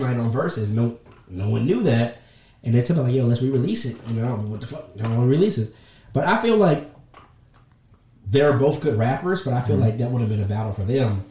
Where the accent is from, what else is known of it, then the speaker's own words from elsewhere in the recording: the South, United States; I'm from the South